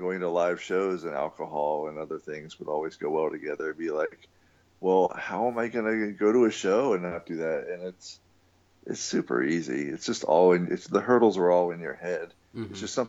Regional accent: Virginia, United States; also born or lived in Washington, D.C. suburbs; But then once we were kind of settled in Virginia, we moved from the Virginia Beach area to the Washington, D.C. suburbs.

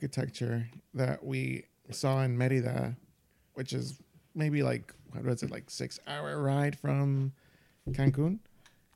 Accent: Yonkers, New York, United States; I grew up in Yonkers, but like with like a single mom

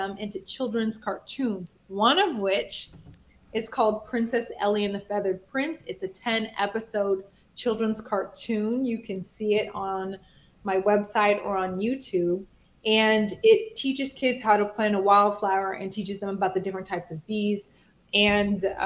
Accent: Nigeria; I'm Nigerian.

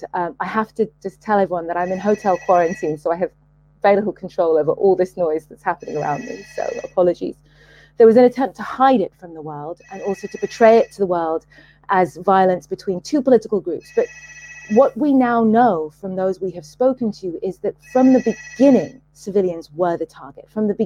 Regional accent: Sudan; I'm from Sudan

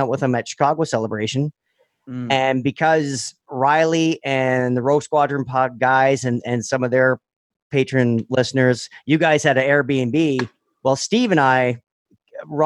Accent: Toronto, Ontario, Canada; we're from the Toronto area in Canada

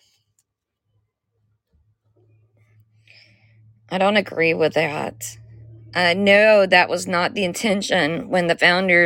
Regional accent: Georgia, United States; I'm from Georgia

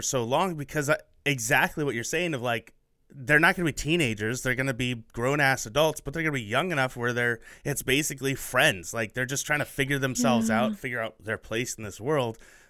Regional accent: Portland, Oregon, United States; also born or lived in Phoenix, Arizona; I grew up in Portland, Oregon, just not Portland. And so I love the Willamette Valley.

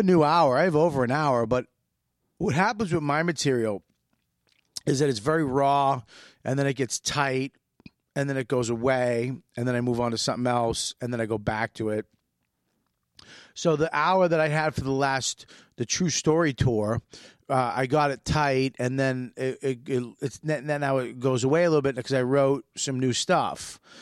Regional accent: Boston, Massachusetts, United States; moved away; We're both from Boston.

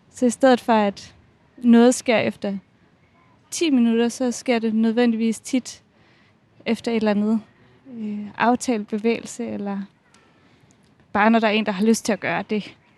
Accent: Odense, Southern Denmark, Denmark; jeg er fra Odense

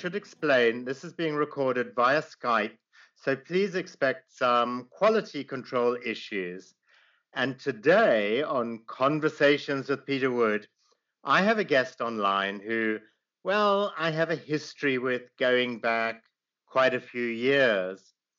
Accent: Zimbabwe; my life growing up in Zimbabwe, or formerly Rhodesia, in the 1960s and 70s.

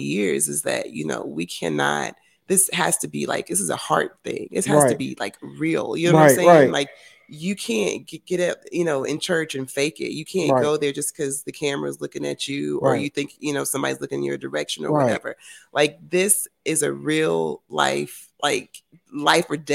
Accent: Fort Worth, Texas, United States; I grew up in Fort Worth area

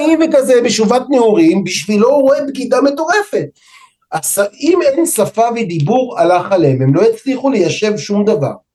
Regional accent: Israel; אני ומאיה בת הזוג שלי נולדנו פה בארץ

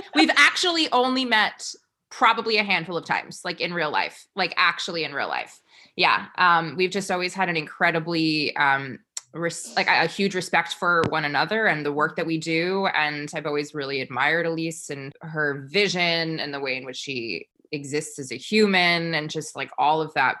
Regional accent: New York, United States; I am a New Yorker through and through.

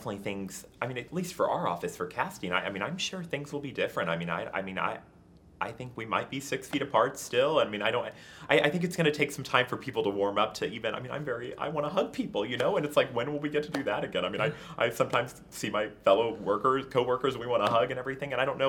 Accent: New York, United States; also born or lived in Southern Illinois; having been born and raised in New York and kind of in the hustle and bustle all the time.

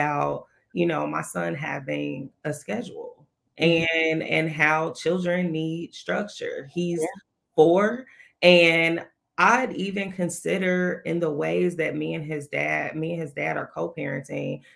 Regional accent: Gary, Indiana, United States; I'm from Gary

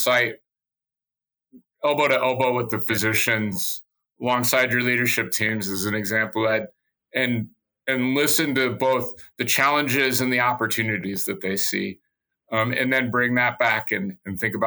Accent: Nebraska, United States; I grew up in Nebraska

